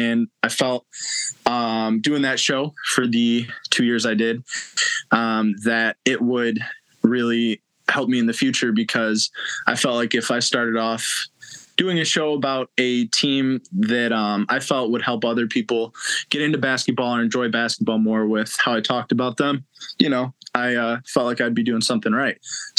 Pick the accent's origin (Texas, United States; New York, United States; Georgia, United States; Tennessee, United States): New York, United States; Buffalo; growing up in the Buffalo, New York area